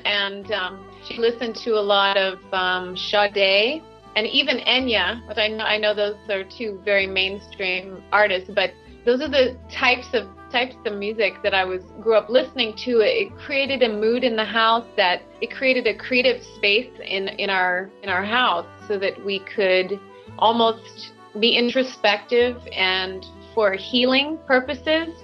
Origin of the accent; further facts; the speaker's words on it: Cleveland, Ohio, United States; I am from Ohio in the United States, born in Cleveland, Ohio